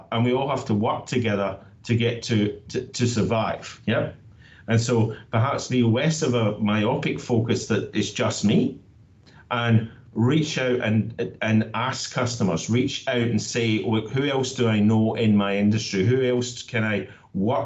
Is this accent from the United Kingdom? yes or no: yes; Scotland, United Kingdom; now in Australia; I'm from Scotland, but I'm proud to say that I call Australia home